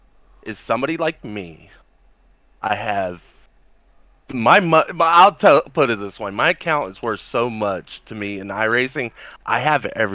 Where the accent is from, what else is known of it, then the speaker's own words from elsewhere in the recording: Miami, Florida, United States; now in Alabama, United States; I'm from Miami, Florida, so, and I used to live, like, I would say not even, 3 miles away